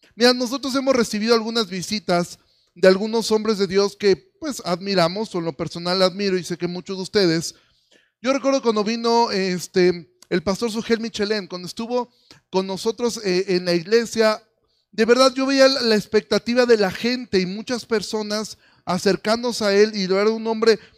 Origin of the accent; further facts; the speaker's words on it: Mexico; nosotros como mexicanos